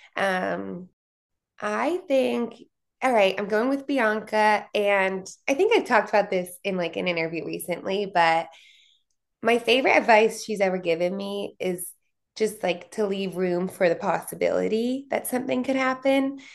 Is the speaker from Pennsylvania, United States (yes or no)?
yes; Philadelphia, Pennsylvania, United States; moved away as an adult; also born or lived in New Jersey / Atlanta; now in Indiana, United States; I was from Pennsylvania